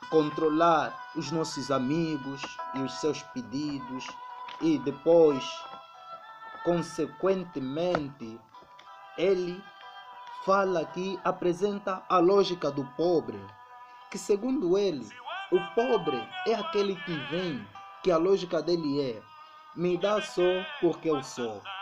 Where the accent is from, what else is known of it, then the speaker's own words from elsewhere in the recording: Angola; a nossa tradição enquanto angolanos que pode ser um obstáculo